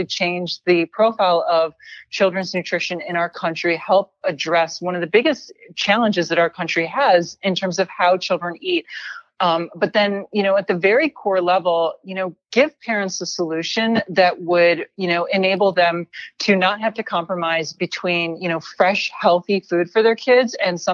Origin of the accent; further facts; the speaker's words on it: Midwest, United States; I was born and raised in the Midwest to immigrant parents